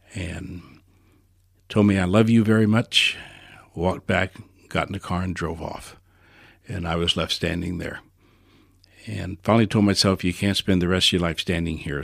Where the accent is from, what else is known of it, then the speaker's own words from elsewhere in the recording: New Orleans, Louisiana, United States; I was born in New Orleans